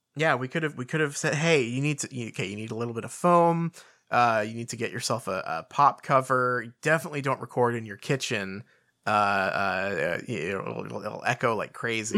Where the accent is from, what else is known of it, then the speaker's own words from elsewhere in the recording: United Kingdom; we're the British